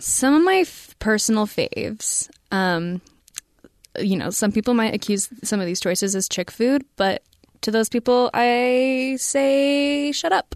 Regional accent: United States; I'm an American

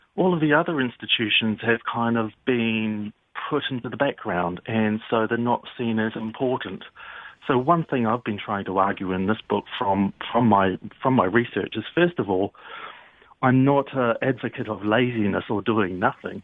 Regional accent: New Zealand; now in London, United Kingdom; I'm actually from New Zealand

